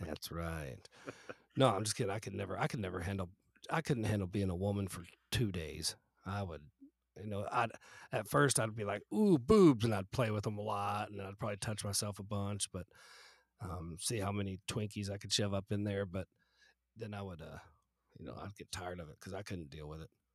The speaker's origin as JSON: {"language": "English", "region": "the South", "country": "United States", "tie": "born or raised there", "moved": "yes", "said": "I grew up in the South"}